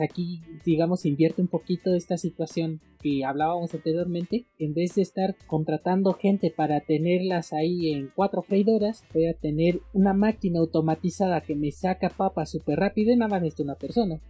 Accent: Mexico; aquí en México, en mi país

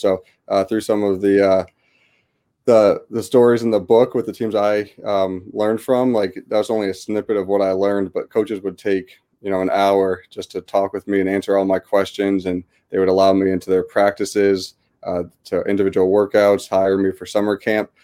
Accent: West Hartford, Connecticut, United States; I grew up in West Hartford, Connecticut, uh, born and raised

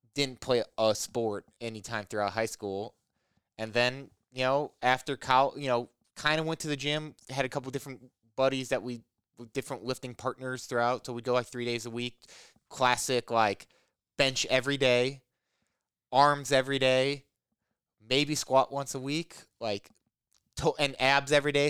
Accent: Illinois, United States; moved away as an adult; also born or lived in Indiana / Portland, Oregon; now in Rockford, United States; I grew up in Illinois

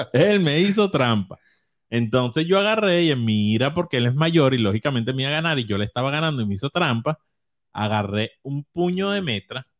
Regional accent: Caracas, Capital District, Venezuela; la Candelaria, donde vivíamos

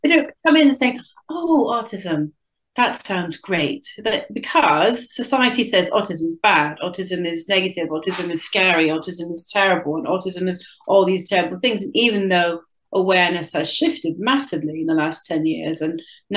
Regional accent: United States; moved away as an adult; now in North Somerset, United Kingdom; I'm originally American and I've been in the UK for 21 years, and I currently live just outside of Bristol in North Somerset.

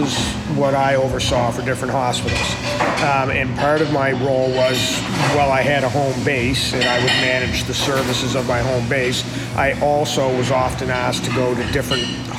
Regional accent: Halifax, Nova Scotia, Canada; I grew up in Halifax, Nova Scotia

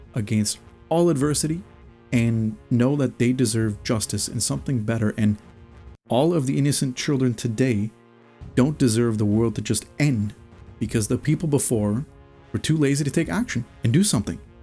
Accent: Canada

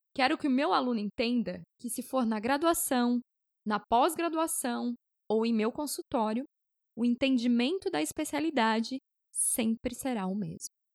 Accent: Blumenau, Santa Catarina, Brazil; moved away as an adult; now in Fortaleza, Brazil; Sou natural de Blumenau, Santa Catarina

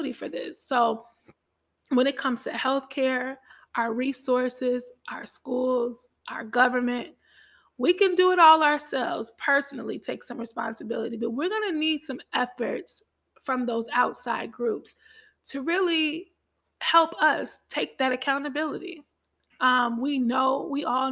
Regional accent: Chicago, Illinois, United States; I'm from Chicago

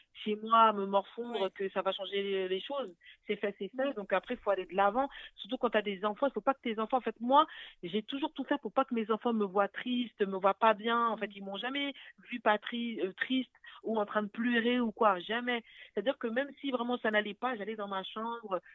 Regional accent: Paris, Île-de-France, France; also born or lived in Arnouville, Val d'Oise; je suis née à Paris, j'ai grandi à Paris

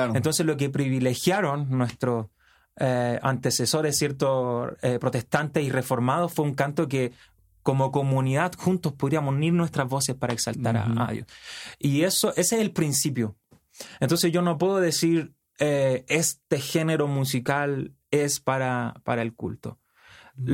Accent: Chile; yo soy de Chile, eh, al sur de Latinoamérica.

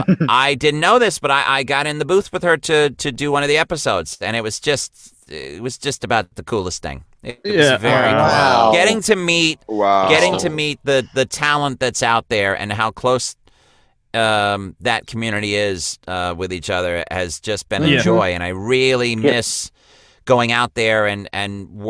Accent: Hudson Valley, New York, United States; I grew up in a small town in the Hudson Valley between the Catskill and Shawangunk Mountain

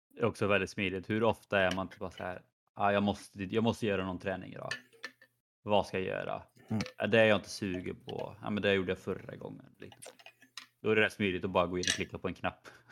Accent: Skövde, Västra Götaland, Sweden; moved away; när jag var hemma i Skövde på lite semester

